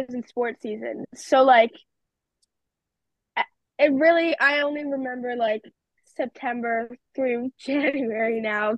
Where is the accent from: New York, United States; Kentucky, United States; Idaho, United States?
New York, United States; as a New Yorker